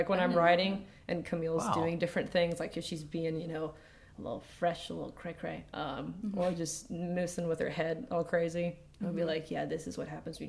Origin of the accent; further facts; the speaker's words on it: Virginia, United States; We're from Virginia originally, okay.